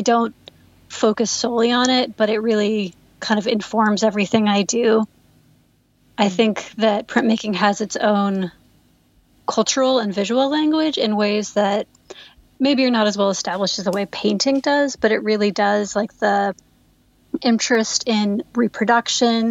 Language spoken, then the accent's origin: English; Provo, Utah, United States; moved away as an adult; now in Los Angeles, United States; I grew up in Provo, Utah.